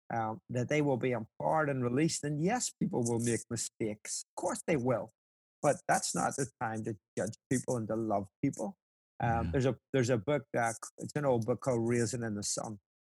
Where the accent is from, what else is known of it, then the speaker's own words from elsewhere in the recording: Ireland; obviously as an Irishman, it warms my heart that, Lord, maybe we could do this again.